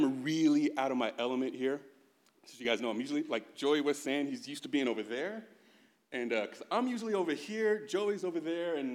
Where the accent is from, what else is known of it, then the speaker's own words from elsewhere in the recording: San Bruno, California, United States; also born or lived in Chicago, Illinois; I grew up actually in the Bay Area